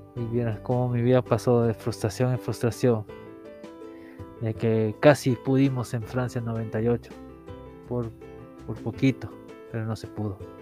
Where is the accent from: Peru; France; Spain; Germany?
Peru; en mi país